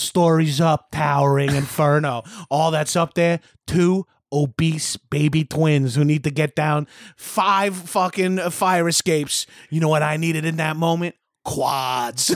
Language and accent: English; Long Island, New York, United States; accent: Long Island; now in Los Angeles, United States; I'm Long Island trash